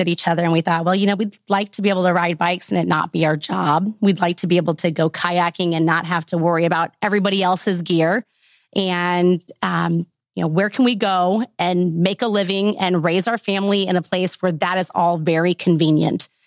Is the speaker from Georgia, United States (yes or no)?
no; Lake of the Ozarks area, middle of Missouri, United States; moved away as an adult; now in Northwest Arkansas, United States; I'm a transplant. I grew up in the middle of Missouri, so around the Lake of the Ozarks area.